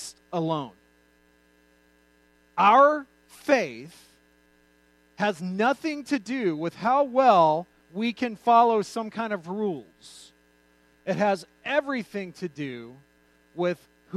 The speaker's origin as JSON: {"language": "English", "region": "New Mexico", "country": "United States", "tie": "born or raised there", "said": "I grew up in New Mexico."}